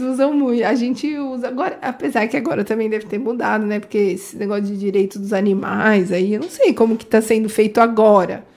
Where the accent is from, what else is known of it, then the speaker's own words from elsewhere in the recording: Indaiatuba, São Paulo, Brazil; eu sou de Indaiatuba há muitos anos